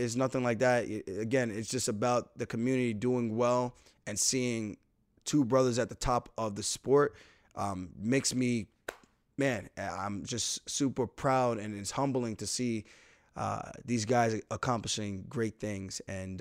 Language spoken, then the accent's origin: English; New York, United States; I never once said I wasn't from New York